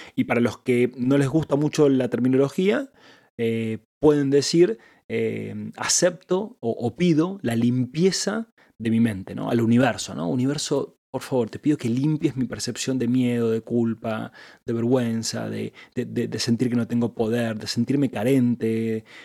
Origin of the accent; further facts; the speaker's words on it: Argentina; yo soy el esposo de Angie, yo soy emprendedor, yo soy hombre, yo soy argentino